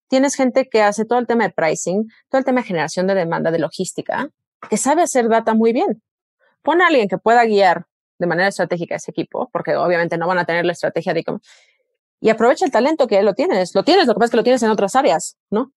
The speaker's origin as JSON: {"language": "Spanish", "country": "Mexico", "moved": "as an adult", "said": "como mexicanos"}